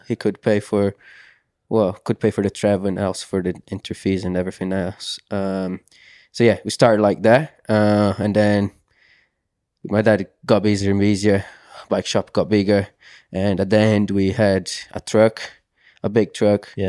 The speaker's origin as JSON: {"language": "English", "region": "Santa Catarina", "country": "Brazil", "tie": "born or raised there", "second_language": "English", "moved": "yes", "lives_now": "United Kingdom", "said": "growing up in Brazil"}